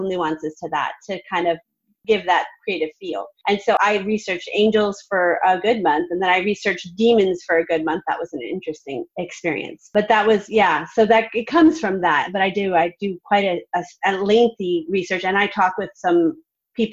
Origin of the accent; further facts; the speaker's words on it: Vermont, United States; now in Nashville, United States; I'm from Vermont